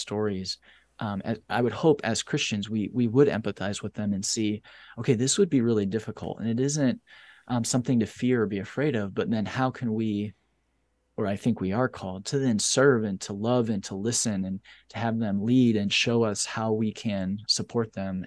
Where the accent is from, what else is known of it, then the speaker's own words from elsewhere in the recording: United States; my country